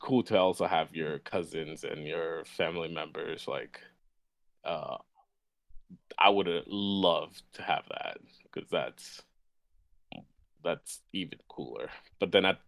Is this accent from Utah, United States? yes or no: no; New York, United States; I grew up in New York